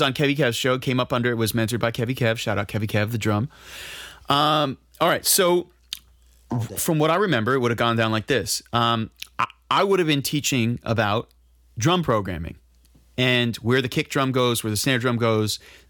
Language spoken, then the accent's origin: English; New York, United States; And I'm from New York. I'm from New York.